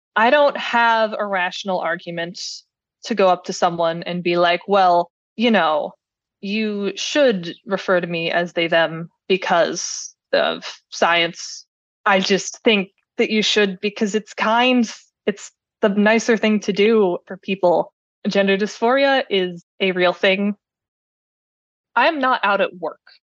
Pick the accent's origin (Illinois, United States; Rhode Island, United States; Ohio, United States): Ohio, United States; Cleveland; I am from Cleveland.